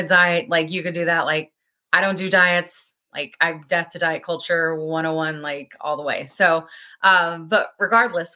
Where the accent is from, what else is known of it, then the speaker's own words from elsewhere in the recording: Atlanta, Georgia, United States; We are all from Atlanta